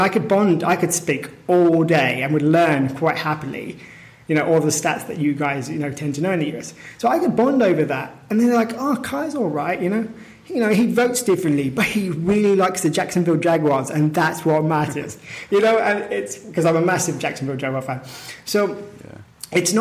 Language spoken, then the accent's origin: English; United Kingdom; my feeling of being British is very connected to a concept